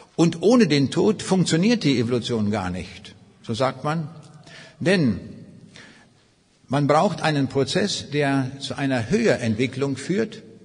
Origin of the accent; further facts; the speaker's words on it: Northern Germany, Germany; also born or lived in East Prussia; so als Norddeutscher, wo alles sehr flach ist